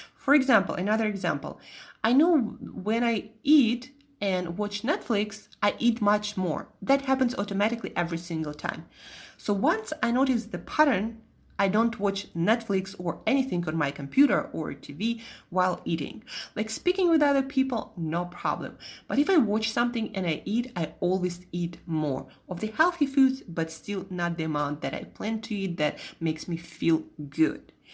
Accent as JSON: {"language": "English", "country": "Russia", "also_born_or_lived": "Italy / Switzerland", "accent": "Russian", "moved": "yes", "said": "my Russian accent"}